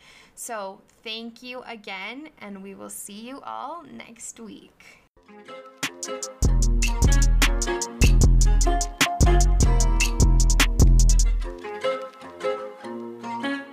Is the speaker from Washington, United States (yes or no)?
no; Draper, Utah, United States; I was raised here in Draper, Utah